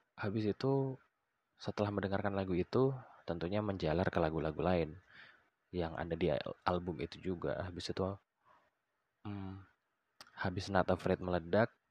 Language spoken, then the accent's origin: Indonesian; Balikpapan, East Kalimantan, Indonesia; moved away; also born or lived in Yogyakarta; gue dulu tuh di waktu gue tinggal di Balikpapan